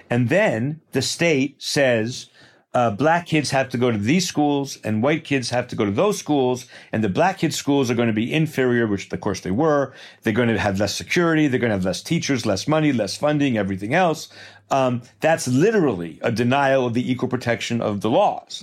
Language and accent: English; Port Washington, New York, United States; I grew up in Port Washington, New York, a suburb of New York